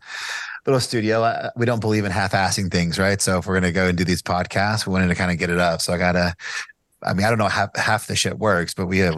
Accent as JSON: {"language": "English", "town": "Bardstown", "region": "Kentucky", "country": "United States", "tie": "born or raised there", "lives_now": "Lexington, United States", "said": "I live in Lexington, Kentucky now. I grew up in Bargetown, Kentucky, which is the home of the bourbon capital"}